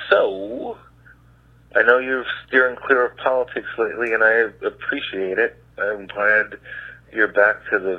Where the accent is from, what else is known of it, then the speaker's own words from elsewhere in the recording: United States; as an American